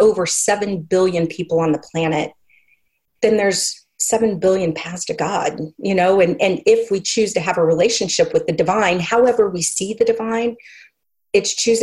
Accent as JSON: {"language": "English", "region": "Oklahoma", "country": "United States", "tie": "born or raised there", "said": "I came back to Oklahoma after college, and I'd been going, before I went to college, I'd been going to an Episcopal church in my hometown"}